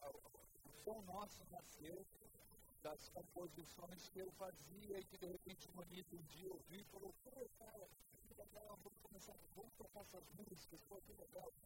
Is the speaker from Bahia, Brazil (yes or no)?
no; São Paulo, Brazil; eu sou de São Paulo, já ouvi vocês muito em São Paulo